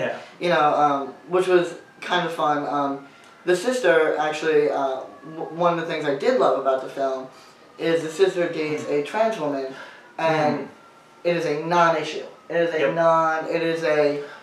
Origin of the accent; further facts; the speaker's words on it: New York, United States; I grew up in New York